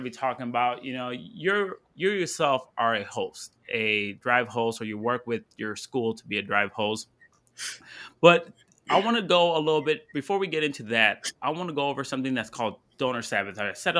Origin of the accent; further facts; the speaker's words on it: Ann Arbor, Michigan, United States; I'm right here from Ann Arbor, Michigan. I'm here in Ann Arbor. I'm Go Blue, Maize and Blue.